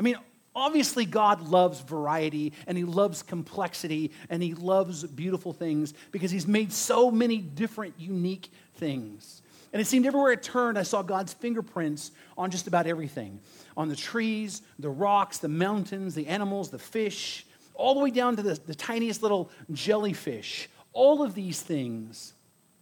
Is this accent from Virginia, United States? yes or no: no; Bakersfield, California, United States; also born or lived in Arvin, California; growing up in Bakersfield and around Arvin and living here in the desert